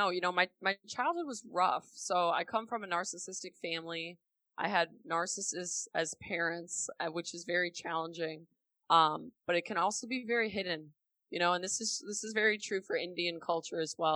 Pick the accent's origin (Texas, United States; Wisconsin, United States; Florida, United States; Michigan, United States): Wisconsin, United States; Milwaukee; I grew up in Milwaukee, Wisconsin from the Midwest.